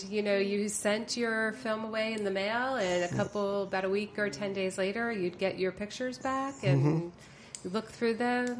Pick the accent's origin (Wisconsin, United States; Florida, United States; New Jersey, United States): New Jersey, United States; moved away as an adult; also born or lived in New York; Well, I'm born and raised in New Jersey, and then I moved to New York after high school and went to art school.